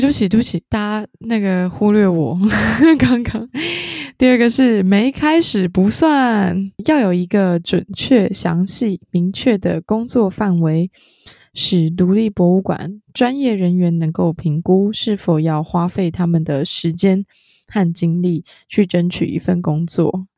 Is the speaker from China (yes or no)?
no; southern Taiwan, Taiwan; accent: southern (Taiwanese); 我是南部， 南部的口音担当， 南部的口音担当